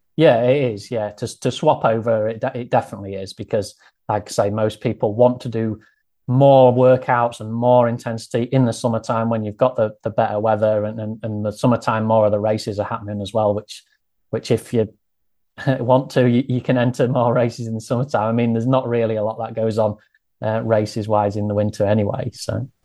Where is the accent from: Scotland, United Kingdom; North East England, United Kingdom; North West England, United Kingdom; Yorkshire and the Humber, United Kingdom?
Yorkshire and the Humber, United Kingdom; Grimsby; accent: northern; I grew up here and I lived here all of my life